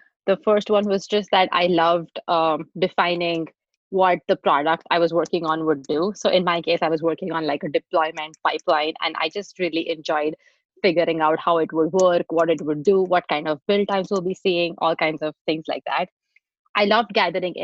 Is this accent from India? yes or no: yes; India; moved away as an adult; also born or lived in Texas, United States / San Francisco, United States; now in United States; I grew up in India and I moved to the US to do my master's